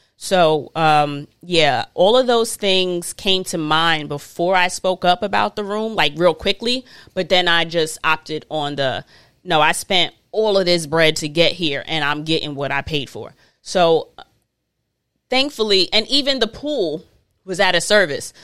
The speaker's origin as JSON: {"language": "English", "country": "United States", "said": "I'm not African, I'm American"}